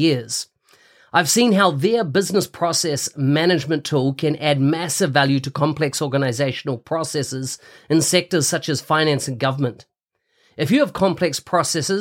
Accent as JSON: {"language": "English", "country": "New Zealand", "said": "New Zealand, so my home country"}